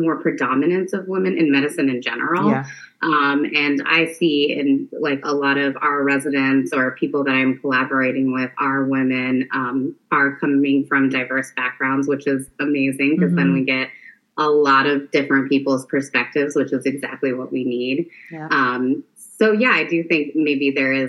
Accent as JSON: {"language": "English", "town": "Marion", "region": "Ohio", "country": "United States", "tie": "born or raised there", "also_born_or_lived": "Detroit, Michigan / Cleveland, Ohio", "lives_now": "Columbus, United States", "said": "I grew up in Marion, Ohio, which is a small town north of Columbus."}